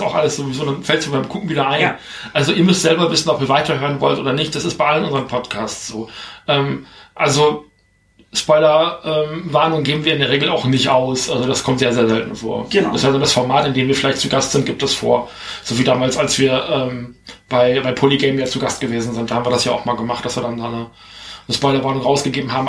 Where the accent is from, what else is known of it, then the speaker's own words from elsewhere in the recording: Germany; bei uns in Deutschland